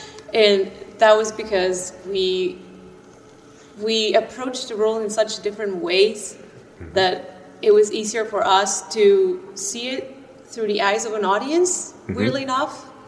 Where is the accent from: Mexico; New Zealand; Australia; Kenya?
Mexico; Pacific coast of Mexico; English is a second language; moved away as an adult; also born or lived in Philadelphia; I am originally from Mexico, the Pacific coast of Mexico.